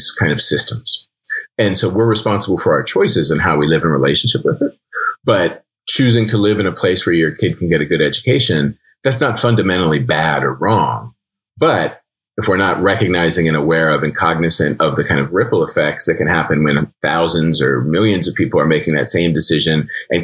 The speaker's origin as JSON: {"language": "English", "town": "Penn Hills", "region": "Pennsylvania", "country": "United States", "tie": "born or raised there", "moved": "yes", "said": "growing up in Penn Hills"}